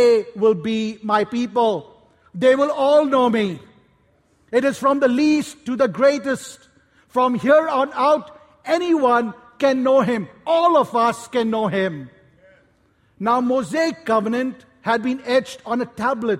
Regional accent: Kolkata, West Bengal, India; I grew up in Calcutta, India

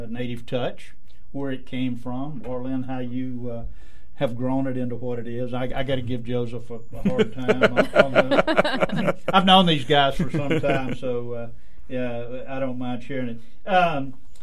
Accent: Highlands of Scotland, United Kingdom; I'm Scottish and from the Highlands of Scotland, and we are the indigenous people of Scotland

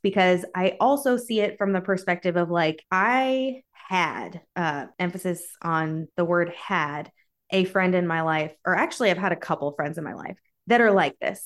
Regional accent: United States; I'm American.

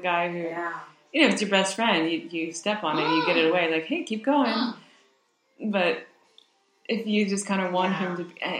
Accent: United States; Okay, so I'm American

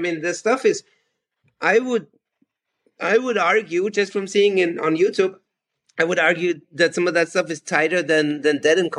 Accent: Austria; English is a second language; I said, "Hello … I'm from Austria."

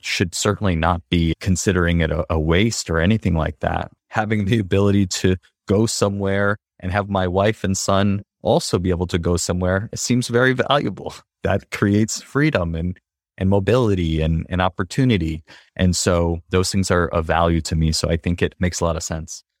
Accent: United States; I grew up in the United States

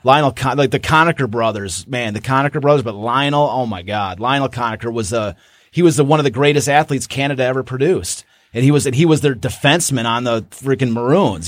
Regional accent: Kalamazoo, Michigan, United States; I grew up in Kalamazoo and wearing a tiger hat

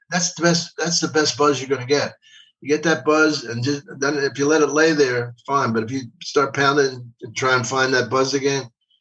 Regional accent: Philadelphia, Pennsylvania, United States; I'm from Philly. It's right across the river.

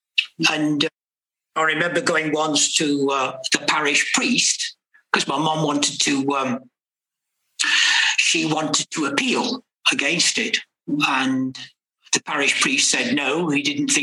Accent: Retford, East Midlands, United Kingdom; also born or lived in Nottingham; So when I was born in Nottingham, eventually my parents moved to a place called Retford, where my father's family are from

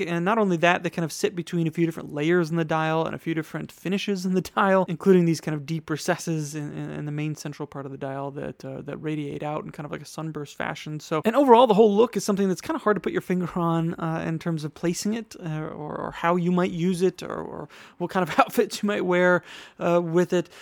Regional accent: Wisconsin, United States; now in New York, United States; my home state of Wisconsin

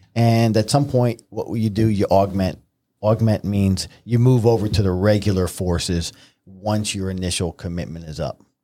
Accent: Newburgh, New York, United States; I grew up in Newburgh, New York

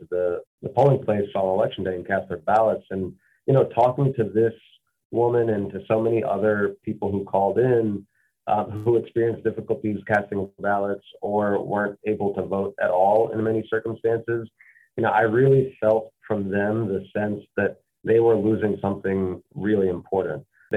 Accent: Mississippi, United States; Growing up in Mississippi

